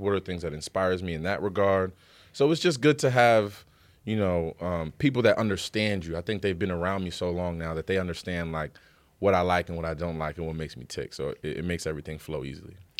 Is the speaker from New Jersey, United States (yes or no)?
yes; Paterson, New Jersey, United States; I'm from Paterson, New Jersey